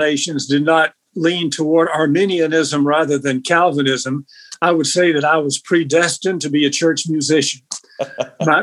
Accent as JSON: {"language": "English", "area": "hometown near Jones Junior College", "region": "Mississippi", "country": "United States", "tie": "born or raised there", "also_born_or_lived": "Oxford, Mississippi / Waco, Texas", "said": "I had planned to go to the junior college in my hometown."}